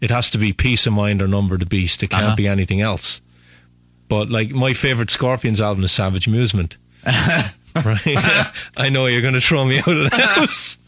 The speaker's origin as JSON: {"language": "English", "town": "Waterford", "region": "Munster", "country": "Ireland", "also_born_or_lived": "Dublin, Ireland", "moved": "as an adult", "lives_now": "United States", "said": "when I was living in Waterford, and then I moved to Dublin, which is 100 miles north"}